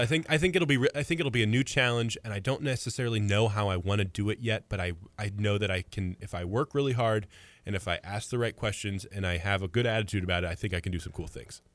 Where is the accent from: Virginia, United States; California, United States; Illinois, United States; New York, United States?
Illinois, United States; Mahomet; also born or lived in Farmer City, Illinois / Champaign, Illinois; I was born and raised in Muhammad. I was there for sixteen years.